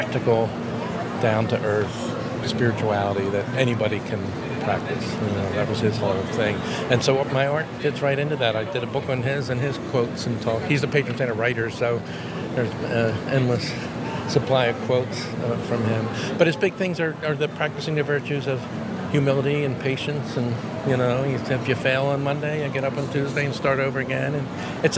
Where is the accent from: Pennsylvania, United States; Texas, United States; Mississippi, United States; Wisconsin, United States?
Pennsylvania, United States; Philadelphia; I'm from Philadelphia, as I mentioned earlier. That's where I grew up